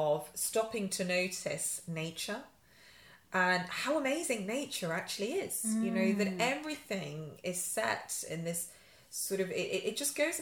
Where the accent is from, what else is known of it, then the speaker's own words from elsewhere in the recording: Yorkshire and the Humber, United Kingdom; now in London, United Kingdom; I'm a Yorkshire girl. I grew up in Yorkshire.